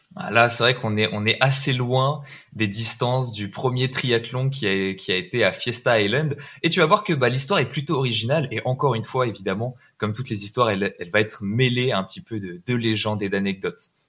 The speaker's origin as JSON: {"language": "French", "country": "France", "said": "En tant que Français"}